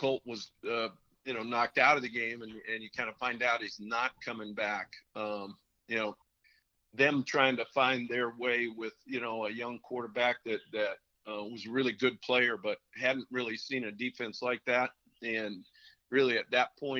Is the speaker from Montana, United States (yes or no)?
yes; Montana, United States; growing up in Montana